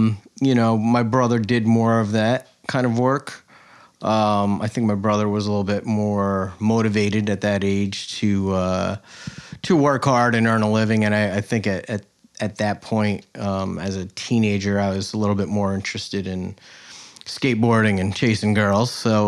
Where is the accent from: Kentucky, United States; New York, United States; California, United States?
New York, United States; Greenport; Born and raised in Greenport, yep.